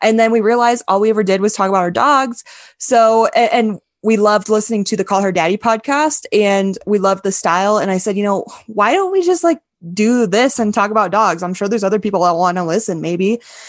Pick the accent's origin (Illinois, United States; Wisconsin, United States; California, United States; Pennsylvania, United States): Wisconsin, United States; I thought Santa Fe was breathtaking because I'm from Wisconsin. I've never seen mountains before. All I see is literally mountains of cornfields. And then I moved to North Texas and it's just flat as flat can be.